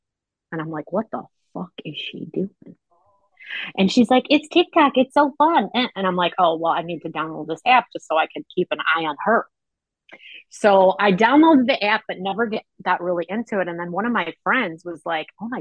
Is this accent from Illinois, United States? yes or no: yes; Chicago, Illinois, United States; I'm a born and raised on the south side of Chicago girl.